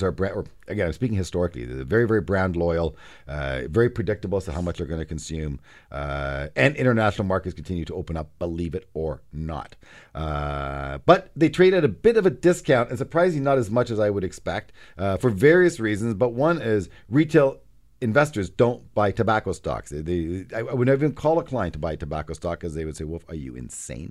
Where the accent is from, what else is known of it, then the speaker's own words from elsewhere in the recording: Canada; as a Canadian